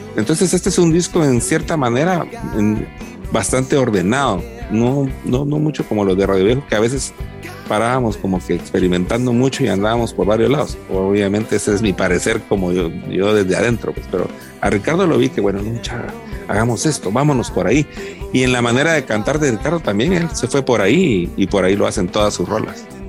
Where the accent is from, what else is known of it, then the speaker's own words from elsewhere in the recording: Guatemala; en una sociedad como la guatemalteca